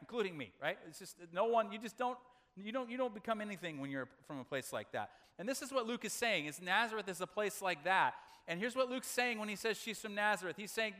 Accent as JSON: {"language": "English", "town": "Makwasa", "region": "Southern Region", "country": "Malawi", "tie": "born there", "said": "my parents were missionaries in Africa, and I was born in Makwasa, Malawi, in southern Africa."}